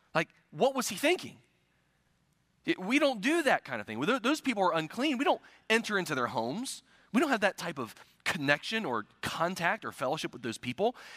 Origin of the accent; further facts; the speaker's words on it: United States; I'm an American